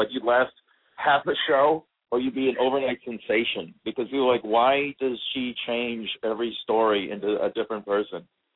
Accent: Las Vegas, Nevada, United States; I was born in Vegas

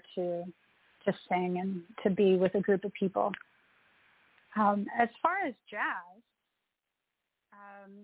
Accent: the South, United States; now in New York City, United States; I grew up in the South, so I had that influence, that Southern influence.

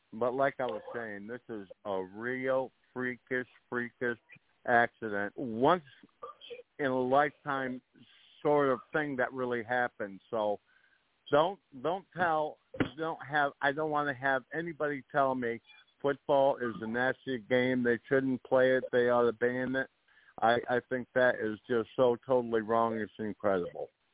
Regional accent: 30-35 miles south of Buffalo, New York, United States; I'm kind of from the Buffalo area. I, I uh, grew up, uh, oh, probably uh, 30, 35 miles south of Buffalo.

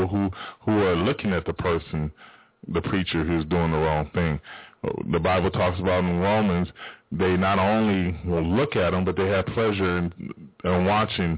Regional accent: Spokane, Washington, United States; it's not like we got a bad place in Spokane

